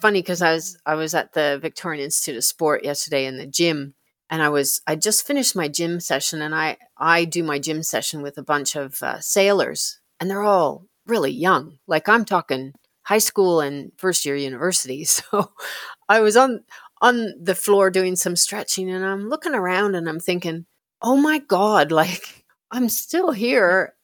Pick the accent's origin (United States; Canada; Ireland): Canada; moved away as an adult; now in Australia; I born and bred in Canada